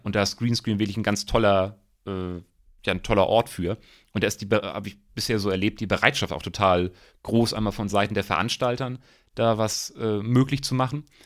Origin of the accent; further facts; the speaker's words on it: Eckernförde, Schleswig-Holstein, Germany; also born or lived in Rostock; ich komme aus Eckernförde